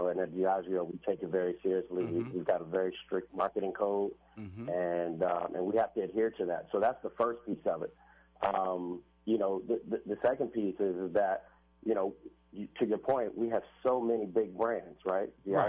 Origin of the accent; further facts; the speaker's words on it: Washington, District of Columbia, United States; So for me, originally I'm from Washington, D.C. {S13} Mm-hmm. {S12} I grew up in Northeast D.C. In a place called Lansing Terrace.